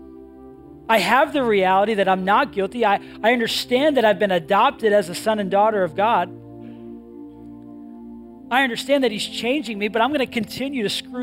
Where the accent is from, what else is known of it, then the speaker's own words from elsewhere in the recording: New England, United States; I grew up in New England